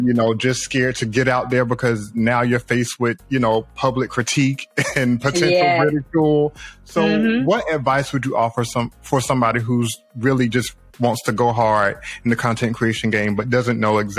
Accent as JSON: {"language": "English", "region": "North Carolina", "country": "United States", "tie": "born or raised there", "said": "I'm from the South. I'm from born and raised North Carolina."}